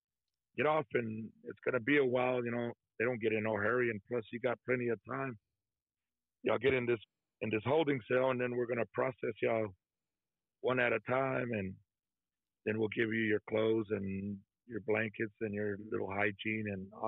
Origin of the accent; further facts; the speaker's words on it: Texas, United States; I'm from Texas